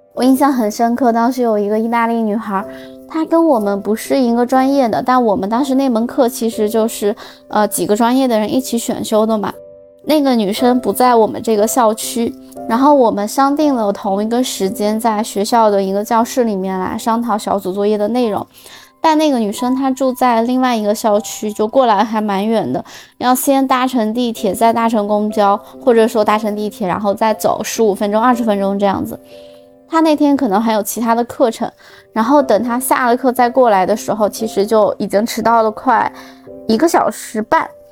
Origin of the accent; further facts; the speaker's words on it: Xinjiang, China; now in Milan, Italy; 我是新疆的嘛